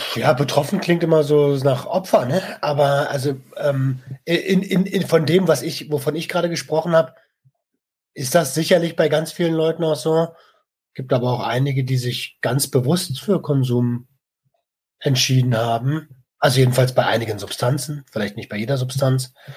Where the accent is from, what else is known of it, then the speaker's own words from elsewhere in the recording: Germany; bei uns in Deutschland